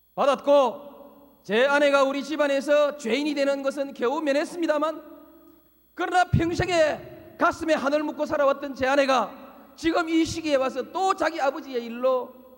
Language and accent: Korean; Yeongnam, South Korea; 제 고향 영남을 지켰습니다